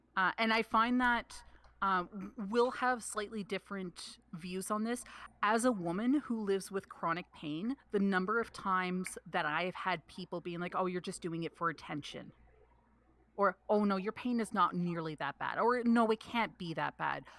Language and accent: English; Canada; I am Canadian